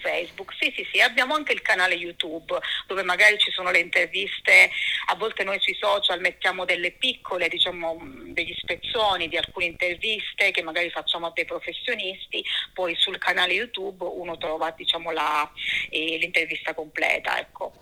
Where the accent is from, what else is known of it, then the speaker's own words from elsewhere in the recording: Cosenza, Calabria, Italy; moved away as an adult; now in Florence, Italy; sono calabrese, sono nata a Cosenza e lì diciamo ho vissuto fino all'età di 26 anni